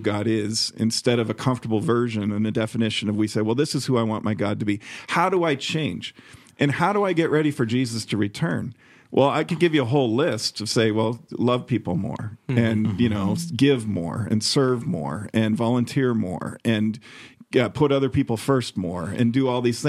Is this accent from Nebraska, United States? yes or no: no; Chicago, Illinois, United States; I've got friends in Chicago who have been highly successful, people I grew up with in Chicago